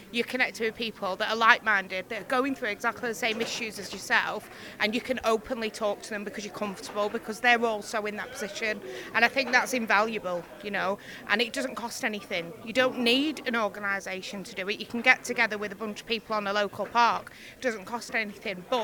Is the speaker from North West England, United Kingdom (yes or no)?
yes; Preston, North West England, United Kingdom